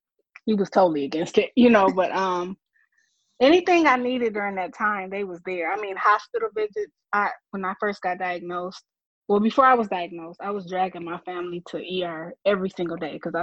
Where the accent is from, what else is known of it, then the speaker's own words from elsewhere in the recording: Flint, Michigan, United States; I'm from Flint, Michigan